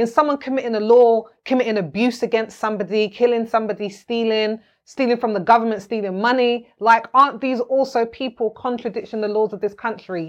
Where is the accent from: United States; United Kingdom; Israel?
United Kingdom; also born or lived in Jamaica (ancestry); I'm from here. Mm. I'm from here.